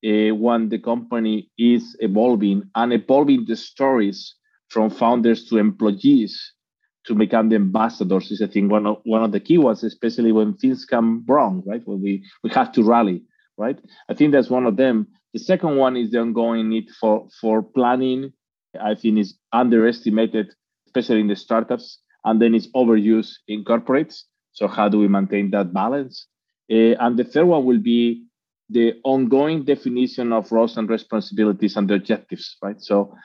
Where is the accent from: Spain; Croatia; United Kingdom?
Spain; English is a second language; moved away; I'm actually from Spain, even if I've been living in, I think by now, 25, 30 cities.